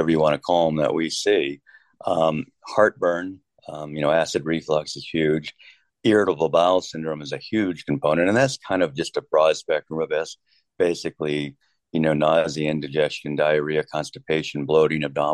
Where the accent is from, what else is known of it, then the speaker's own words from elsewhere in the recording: Kansas City, United States; moved away as an adult; also born or lived in Rochester, New York; I'm from Kansas City